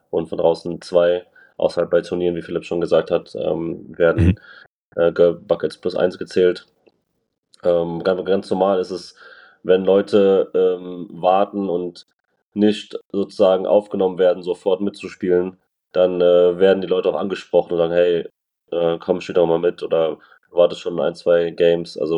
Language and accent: German; Frankfurt, Hesse, Germany